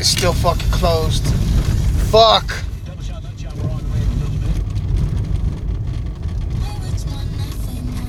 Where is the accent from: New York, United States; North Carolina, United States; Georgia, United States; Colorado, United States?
Colorado, United States; Alamosa; also born or lived in Montrose, Colorado; That's Alamosa, baby. It fucking sucks. My hometown sucks